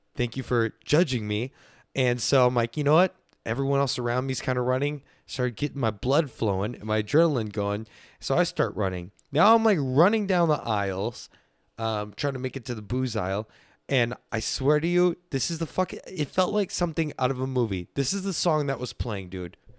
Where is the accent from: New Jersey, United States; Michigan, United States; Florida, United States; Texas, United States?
Texas, United States; I'm from Texas